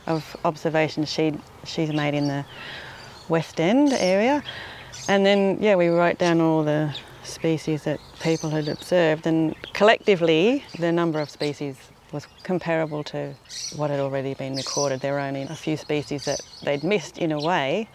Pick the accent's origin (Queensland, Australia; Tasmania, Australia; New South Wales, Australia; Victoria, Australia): New South Wales, Australia; New England tableland; moved away; I come from New South Wales and on the New England tableland